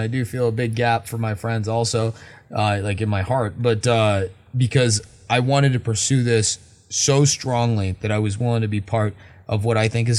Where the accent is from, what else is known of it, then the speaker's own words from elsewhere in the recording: United States; I'm an American.